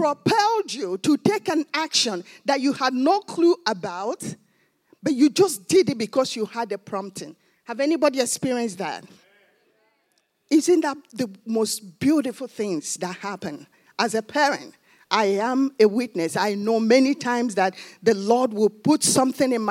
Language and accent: English; Nigeria; now in United States; I'm from Nigeria.